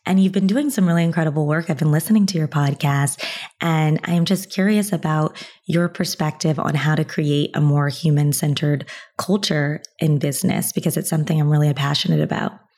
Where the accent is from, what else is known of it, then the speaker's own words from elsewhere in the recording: United States; being an American